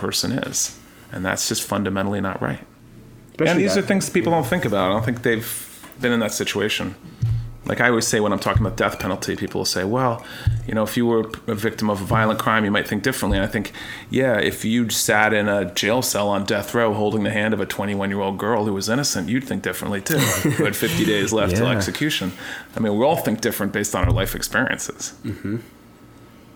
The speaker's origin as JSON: {"language": "English", "country": "United States", "said": "Americans, I think, just by nature, we love theater and movies and drama"}